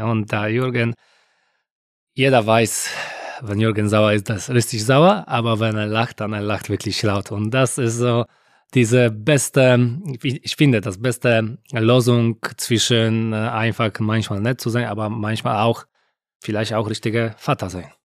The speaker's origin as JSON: {"language": "German", "country": "Poland", "second_language": "German", "moved": "as an adult", "said": "ich war aus Polen."}